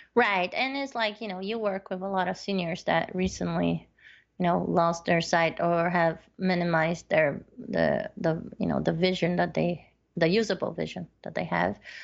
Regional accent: northern Chile, Chile; moved away; I was born in South America. Yes, and, uh, yeah, so I, I did, when I lived in northern part of Chile

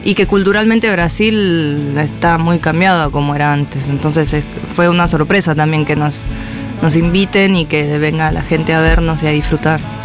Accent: Neuquén, Argentina; now in Buenos Aires, Argentina; no he vuelto a Neuquén, me gustaría. Y no sé, yo estoy acá hace un montón de tiempo ya. Eh, desde el 2006

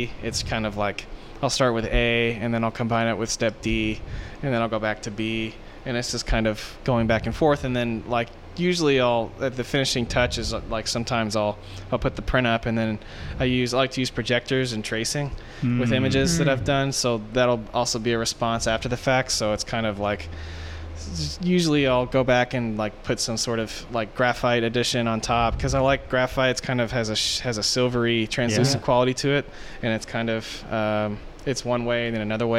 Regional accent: The Woodlands, Texas, United States; also born or lived in Denver / Dallas / Aberdeen; I was born in Denver, Colorado. I moved whenever I was when I was really, really little. And then I grew up mostly in Texas. I grew up around the Woodlands.

